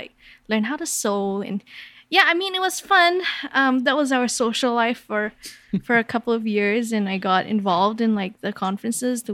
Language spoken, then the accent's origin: English; Kuala Lumpur, Malaysia; I grew up in Kuala Lumpur, Malaysia